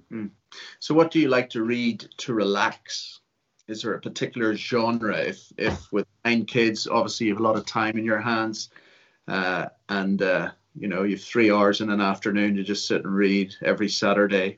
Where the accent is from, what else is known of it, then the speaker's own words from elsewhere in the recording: Ulster, Northern Ireland, United Kingdom; also born or lived in Liverpool; I count myself an Ulsterman, I was born in Liverpool.